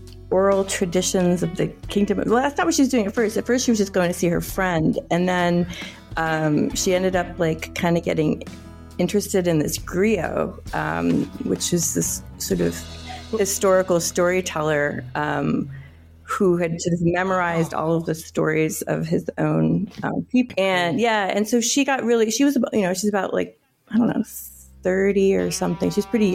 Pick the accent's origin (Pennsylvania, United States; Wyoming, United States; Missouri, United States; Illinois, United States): Pennsylvania, United States; Philadelphia; also born or lived in Togo; now in New York, United States; I grew up in Philadelphia and in Togo in West Africa, but I've been in New York for about, I guess, 21 or 22 years.